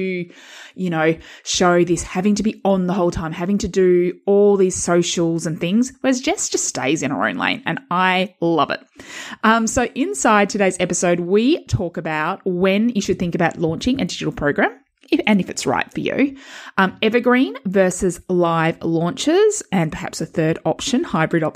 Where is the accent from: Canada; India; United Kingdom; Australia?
Australia; Perth, Western Australia; we're both from Perth